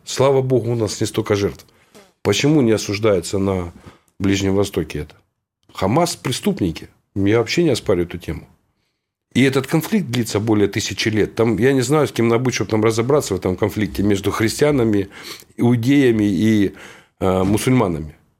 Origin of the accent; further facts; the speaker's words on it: Horlivka, Donetsk Oblast, Ukraine; в родной город, благословенный, Богом данный, город Горловка